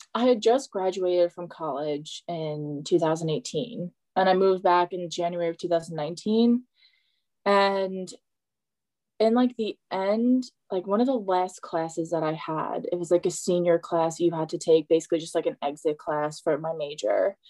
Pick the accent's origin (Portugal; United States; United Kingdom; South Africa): United States; West Islip, New York; My hometown is very like if you grow up here, you stay here.